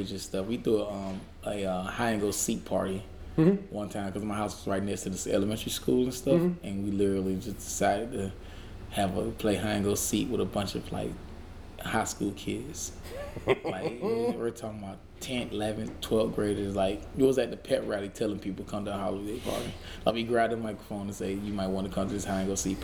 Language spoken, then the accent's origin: English; Dudley, Georgia, United States; also born or lived in Danville, Georgia; Originally, I'm from this small town called Danville, Georgia. And then we moved into a bigger, slightly bigger town named Dudley.